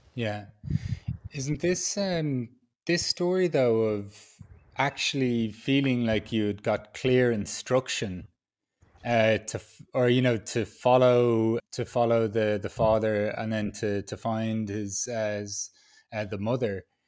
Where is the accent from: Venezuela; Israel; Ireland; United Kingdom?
Ireland; Dublin, Leinster; moved away as an adult; also born or lived in Peru; now in Berlin, Germany; I was born in Dublin in a city, I live in Berlin in a city